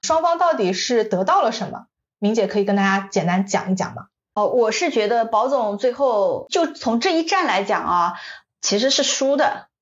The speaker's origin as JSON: {"language": "Chinese", "country": "China", "said": "我们中国人"}